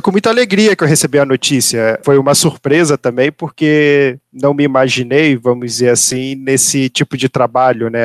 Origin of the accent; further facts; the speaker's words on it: Petrópolis, Rio de Janeiro, Brazil; moved away as an adult; now in Pato Branco, Brazil; eu sou nascido ali em Petrópolis, nossa terra natal.